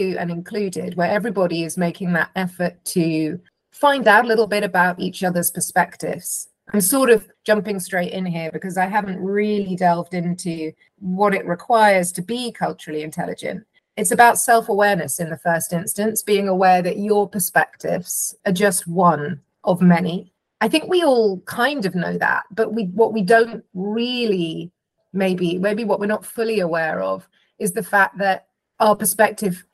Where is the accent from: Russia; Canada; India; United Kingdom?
United Kingdom; London; I'm from England, I'm from London, I'm white, I'm a mum